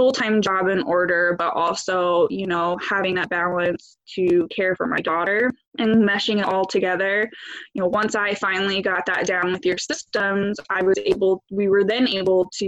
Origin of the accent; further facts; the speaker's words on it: West Virginia, United States; now in Ohio, United States; I live in Ohio, but I grew up in West Virginia.